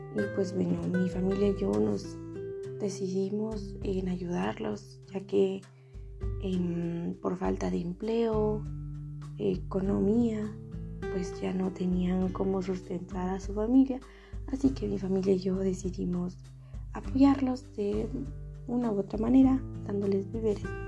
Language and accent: Spanish; San Juan Cotzal, Quiché, Guatemala; first language Ixil; Spanish is a second language; moved away as an adult; now in Quetzaltenango, Guatemala; soy originaria de San Juan Cotzal el Quiché